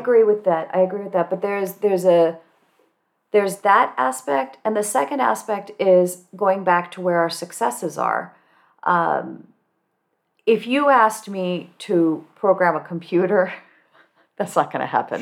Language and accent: English; Cupertino, California, United States; I grew up in Cupertino, California, which today is very diverse